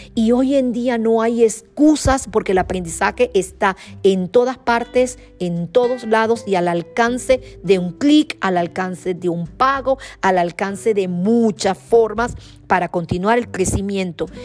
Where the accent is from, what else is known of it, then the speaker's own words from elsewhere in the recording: Venezuela; como venezolana